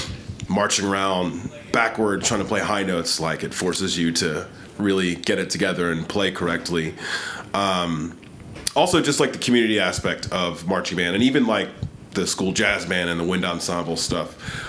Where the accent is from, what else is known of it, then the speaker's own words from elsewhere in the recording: Bristol Township, Pennsylvania, United States; moved away as an adult; now in Philadelphia, United States; I grew up actually in the Burbs, Bristol Township, PA, okay. Just about 15 miles up 95.